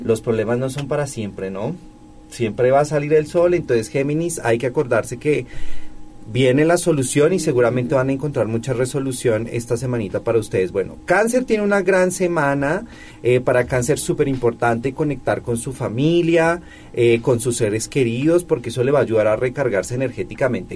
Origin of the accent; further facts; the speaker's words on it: Colombia; now in Puebla, Mexico; En mi tierra